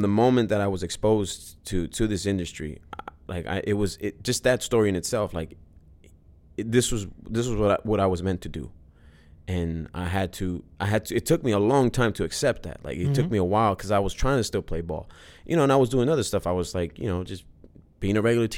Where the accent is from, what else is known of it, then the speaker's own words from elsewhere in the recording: Los Angeles, California, United States; I was born and raised